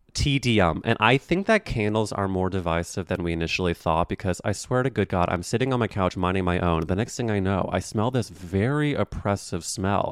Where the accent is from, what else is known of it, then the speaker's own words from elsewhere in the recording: St. Louis, Missouri, United States; now in New York City, United States; I'm from Saint Louis, Missouri